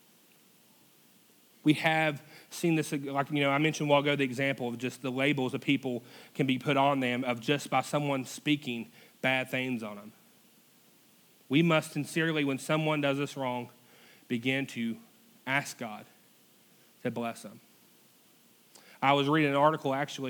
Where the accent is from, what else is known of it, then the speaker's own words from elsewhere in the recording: United States; we're classified as an American